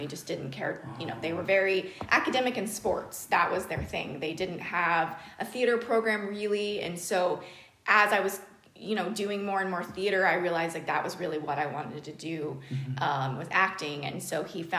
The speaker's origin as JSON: {"language": "English", "area": "Dallas-Fort Worth Metroplex", "region": "Texas", "country": "United States", "tie": "born or raised there", "also_born_or_lived": "Arlington, Texas", "said": "I was born in Arlington, Texas, but I grew up in the Dallas-Fort Worth Metroplex"}